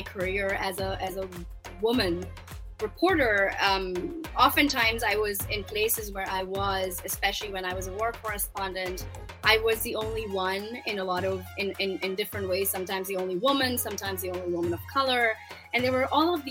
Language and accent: English; Pakistan; moved away; I started my career in Pakistan as a Pakistani journalist in 1999